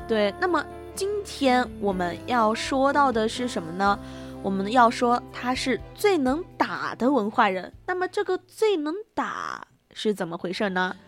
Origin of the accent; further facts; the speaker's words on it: Sichuan, China; accent: Sichuanese; first language Sichuanese; 用我们自己的家乡话，但是我家乡话吧，就可能是虽然同处四川